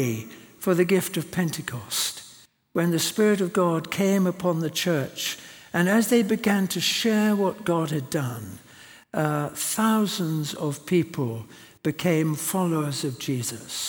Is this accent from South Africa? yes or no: yes; South Africa; moved away; I was brought up in South Africa